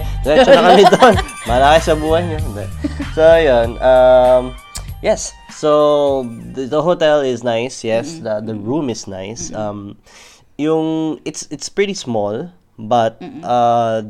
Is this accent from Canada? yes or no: no; Australia; H, because we're Aussie.